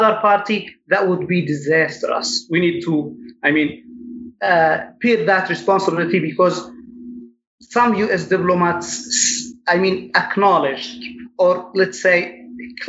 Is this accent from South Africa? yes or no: no; Yemen; I'm from Ed, which makes the largest Yemeni community, Yemeni American community in the US.